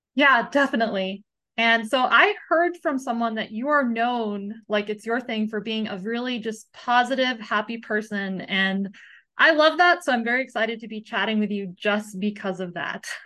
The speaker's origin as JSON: {"language": "English", "country": "United States", "tie": "born or raised there", "said": "I grew up in the United States"}